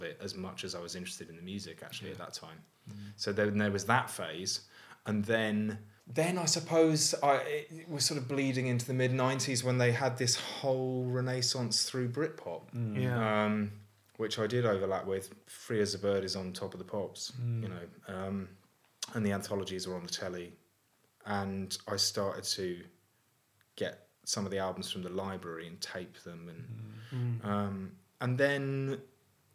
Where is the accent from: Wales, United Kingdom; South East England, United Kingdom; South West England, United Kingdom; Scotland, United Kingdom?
South East England, United Kingdom; Tunbridge Wells; moved away as an adult; now in Manchester, United Kingdom; I grew up in Tunbridge Wells in Kent, which is a very safe Tory town.